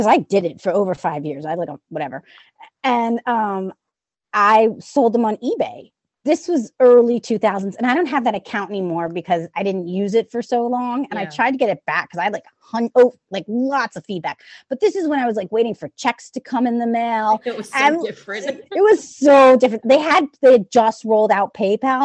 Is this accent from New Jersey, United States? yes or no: no; New Orleans, Louisiana, United States; I'm from New Orleans. So if you hear an accent or whatever